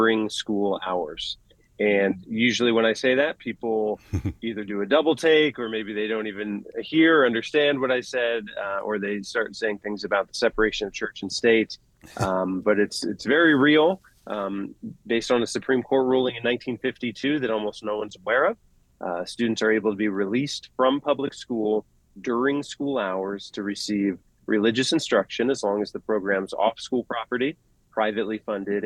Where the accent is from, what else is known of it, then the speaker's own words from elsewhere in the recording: Northwest Ohio, United States; I'm from Northwest Ohio